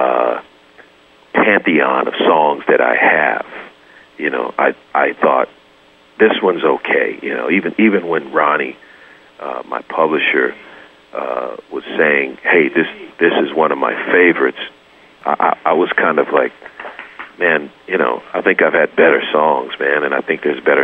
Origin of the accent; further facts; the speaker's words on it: Midwest, United States; moved away; I'm from the Midwest where we drive Fords and Chevys